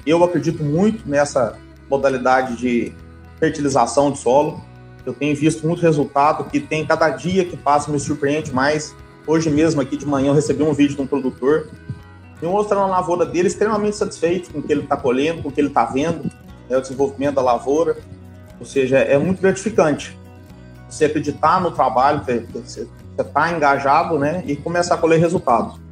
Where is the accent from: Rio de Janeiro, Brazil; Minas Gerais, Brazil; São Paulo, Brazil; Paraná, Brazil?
Minas Gerais, Brazil; Três Pontas; also born or lived in Formosa, Goiás; eu sou mineiro, né, sou aqui de Três Pontas, no sul de Minas